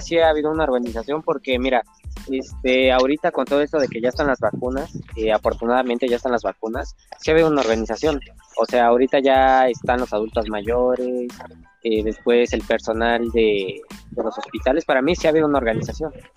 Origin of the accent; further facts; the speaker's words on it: Mexico; como mexicanos